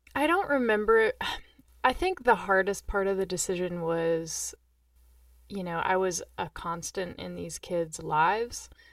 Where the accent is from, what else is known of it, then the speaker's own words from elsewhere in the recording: Johnson City, Tennessee, United States; also born or lived in Normal, Illinois; I was born in Normal, Illinois, and we moved to Johnson City, Tennessee